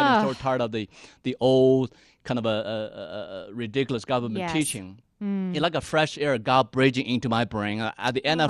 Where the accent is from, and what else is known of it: China; moved away as an adult; now in United States